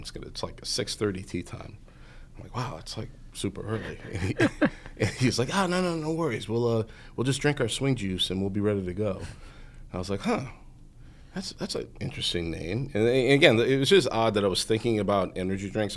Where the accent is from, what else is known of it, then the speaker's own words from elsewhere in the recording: Norwood, Massachusetts, United States; I grew up in Norwood, Massachusetts, so just about thirty minutes north of here